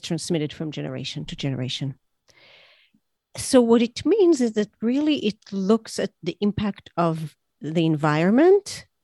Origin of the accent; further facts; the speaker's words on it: Israel; I grew up in Israel where there was there were terror attacks